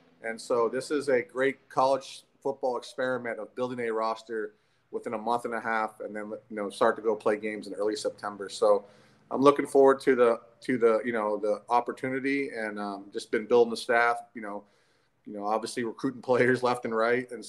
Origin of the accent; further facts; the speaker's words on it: Corona, California, United States; I grew up in Corona, California, which is obviously about an hour from L.A.